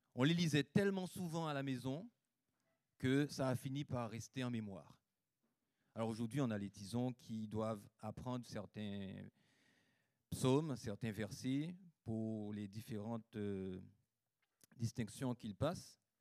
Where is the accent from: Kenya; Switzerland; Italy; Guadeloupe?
Guadeloupe; J'ai grandi en Guadeloupe, donc le plus beau des pays